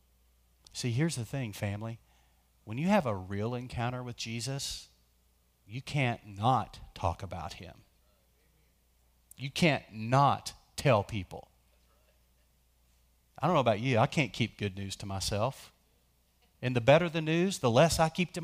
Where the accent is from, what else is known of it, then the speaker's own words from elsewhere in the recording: West Texas, United States; you have to say Dale with two syllables, Dale, because we're from West Texas